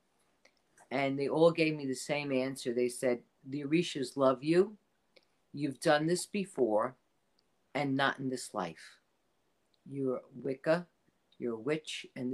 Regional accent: New York City, New York, United States; I grew up in the Bronx.

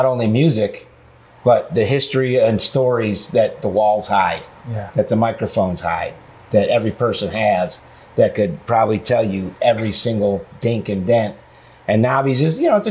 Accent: near Ithaca, New York, United States; did most of the recordings right in Pyramid Studios in Ithaca, New York, which is right outside of my hometown as a kid

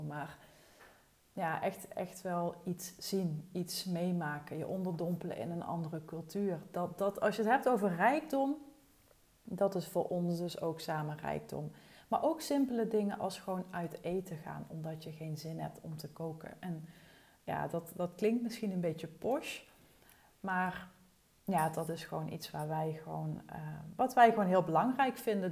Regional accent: Wessem, Limburg, Netherlands; moved away as an adult; also born or lived in Arnhem; now in Thorn, Netherlands; ik kom uit Wessem en dat is het dorpje naast Torren, waar we nu dus allebei wonen

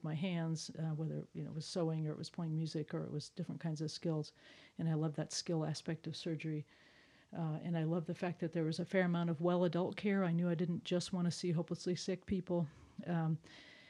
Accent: Chicago suburbs, Illinois, United States; now in Colorado, United States; I grew up in the Chicago suburbs

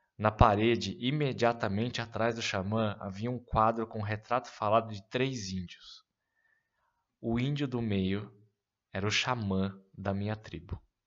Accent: São Paulo, Brazil; no Ipiranga, bairro onde cresci e morei até então

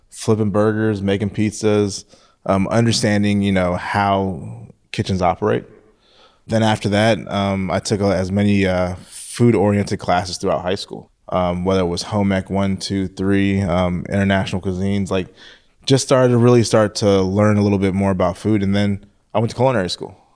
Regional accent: Philippines; born there; in the Philippines. Um, my mother's from the Philippines, and um, my my father's side of the family they're Jamaican.

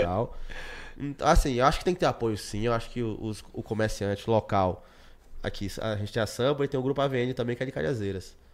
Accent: Brazil; eu sou de Cajazeiras, Moro aqui há 26 anos

